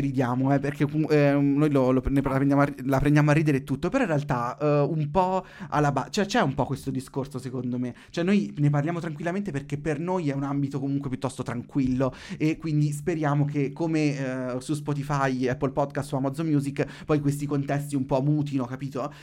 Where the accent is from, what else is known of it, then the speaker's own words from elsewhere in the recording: Marche, Italy; Io sono marchigiano